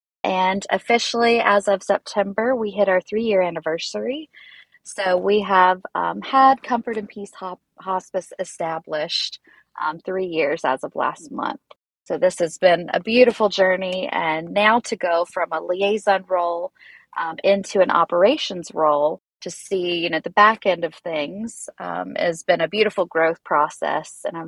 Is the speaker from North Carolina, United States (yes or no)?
yes; Harmony, North Carolina, United States; moved away as an adult; now in San Diego, United States; I come from North Carolina, a little tiny town called Harmony. I've been out in San Diego for about 10 years now